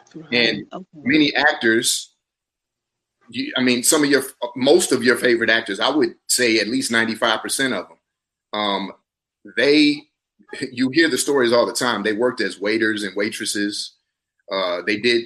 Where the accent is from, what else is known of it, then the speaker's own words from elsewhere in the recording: South Carolina, United States; moved away as an adult; also born or lived in Atlanta, Georgia; now in Los Angeles, United States; We're from the same place. We're both from South Carolina.